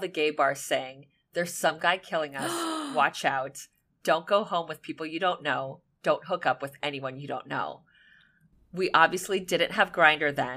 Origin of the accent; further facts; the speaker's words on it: Miami Beach, Florida, United States; it was happening in my hometown